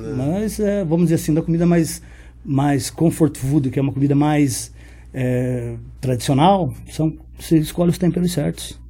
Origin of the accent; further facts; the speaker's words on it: Paraná, Brazil; eu sou aqui do, do Paraná